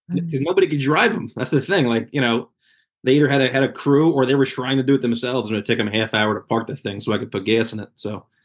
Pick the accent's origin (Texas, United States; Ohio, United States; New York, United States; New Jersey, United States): New Jersey, United States; Red Bank; Red Bank, which is my hometown